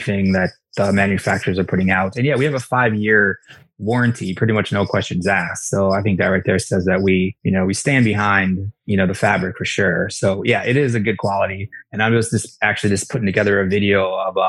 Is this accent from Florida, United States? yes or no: no; Iowa, United States; moved away as an adult; also born or lived in Colorado; I grew up in Iowa